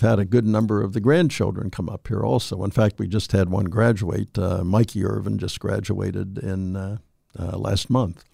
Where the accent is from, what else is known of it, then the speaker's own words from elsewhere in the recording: Weirton, West Virginia, United States; also born or lived in Steubenville, Ohio; I'm from Weirton, just across the river.